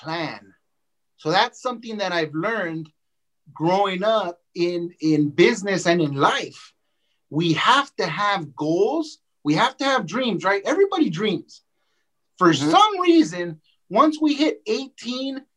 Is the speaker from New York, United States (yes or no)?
no; Los Angeles, California, United States; also born or lived in Mexico; I grew up there from the time that I was 5 years old to the time that I was 18 years old